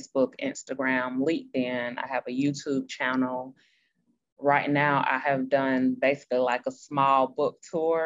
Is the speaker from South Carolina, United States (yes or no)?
yes; Greenville, South Carolina, United States; I was born and raised there.